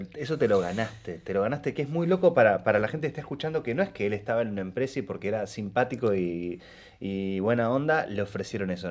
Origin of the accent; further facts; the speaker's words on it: Rosario, Santa Fe, Argentina; yo soy de Rosario también, como del interior